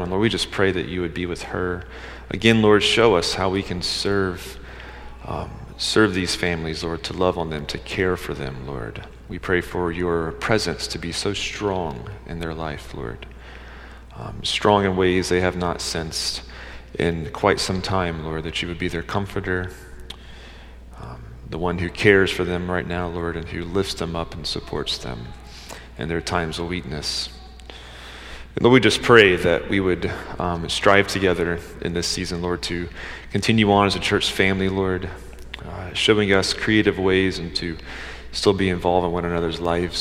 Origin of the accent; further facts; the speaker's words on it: Georgia, United States; I'm from Georgia